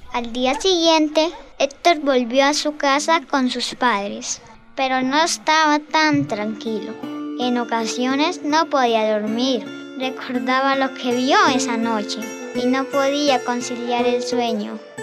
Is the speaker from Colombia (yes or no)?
yes; Charalá, Santander, Colombia; Soy de la vereda Colacota del municipio de Charalá